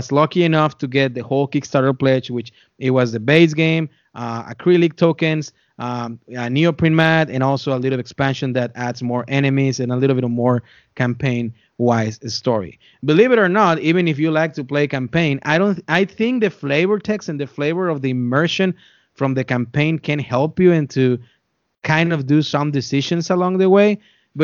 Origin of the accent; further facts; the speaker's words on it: Texas, United States; also born or lived in North Dakota; now in Indianapolis, United States; I come from Texas, and then I spent some time in North Dakota, and now here in Indianapolis, Indiana